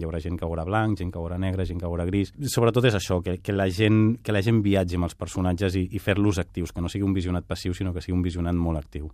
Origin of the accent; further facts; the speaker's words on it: Catalonia, Spain; also born or lived in Barcelona; jo visc a Barcelona, sóc català